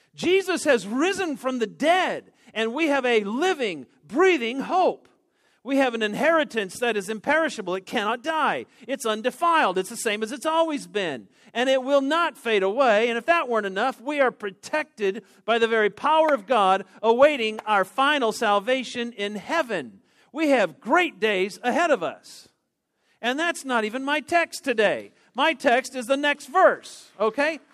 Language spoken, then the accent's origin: English; Denver, Colorado, United States; I grew up in Denver